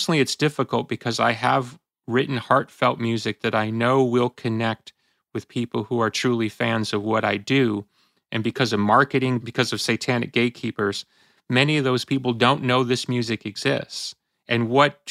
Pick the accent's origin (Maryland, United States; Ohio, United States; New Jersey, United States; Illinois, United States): Illinois, United States; Chicago; I grew up in Chicago